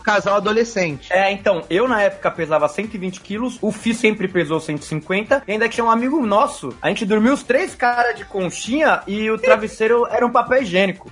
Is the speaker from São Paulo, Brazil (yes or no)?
yes; São Paulo, Brazil; Eu cresci no Ipiranga, que é perto da Anchieta